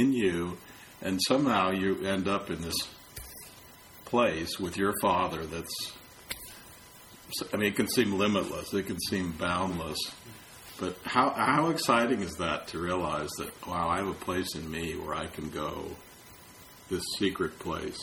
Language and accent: English; San Francisco, California, United States; I'm from San Francisco. I have a right to call myself a San Franciscan because I was born there